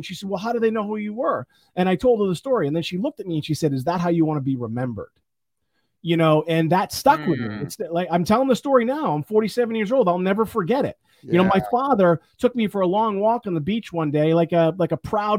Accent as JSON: {"language": "English", "town": "Chicago", "region": "Illinois", "country": "United States", "tie": "born or raised there", "said": "Well, you know, imagine what it's like growing up in the South Side of Chicago. You know, I grew up really tough, like really tough."}